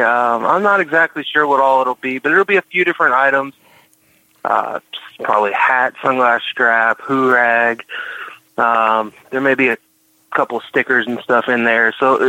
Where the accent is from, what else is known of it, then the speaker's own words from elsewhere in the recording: Georgia, United States; I was raised in the South, so it's a little bit different. You know, I was born in Georgia.